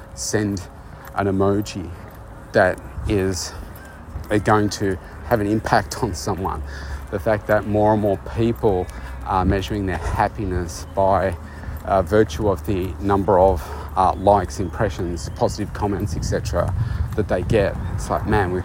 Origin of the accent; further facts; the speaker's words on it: Australia; my home country here, Australia